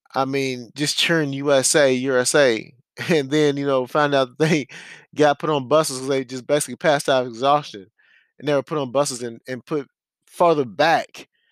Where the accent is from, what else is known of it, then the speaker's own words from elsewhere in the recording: United States; being an American